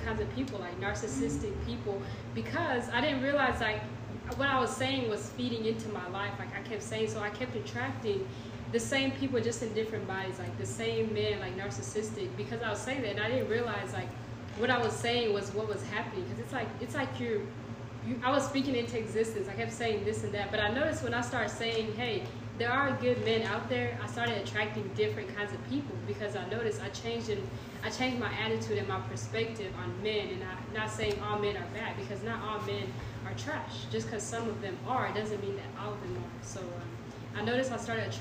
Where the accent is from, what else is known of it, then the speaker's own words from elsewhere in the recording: Knoxville, Tennessee, United States; I'm from Knoxville